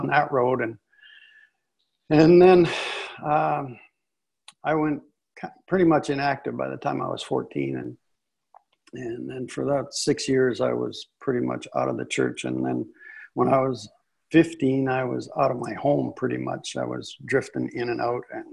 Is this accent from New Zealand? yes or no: no; Northwestern Ontario, Canada; also born or lived in San Diego, California; now in Dallas, United States; And I grew up in Canada. My wife and I, we grew up in Northwestern Ontario